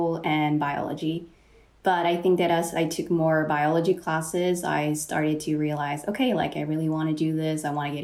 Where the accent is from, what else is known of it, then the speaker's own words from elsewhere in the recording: Mexico; now in San Diego, United States; I was born and raised in Mexico